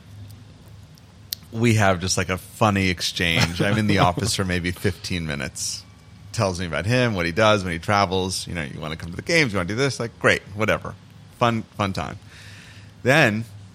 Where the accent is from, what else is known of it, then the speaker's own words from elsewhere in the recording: New York, United States; moved away as an adult; also born or lived in Toronto; I'm from New York